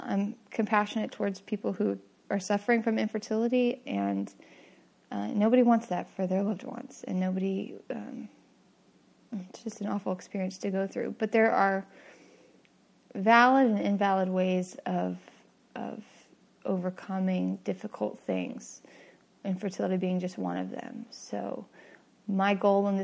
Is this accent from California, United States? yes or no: yes; San Francisco Bay Area, California, United States; I grew up in the San Francisco Bay Area to an atheist family